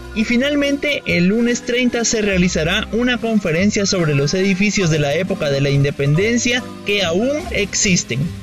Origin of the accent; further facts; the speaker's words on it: Guatemala; nuestra identidad como guatemaltecos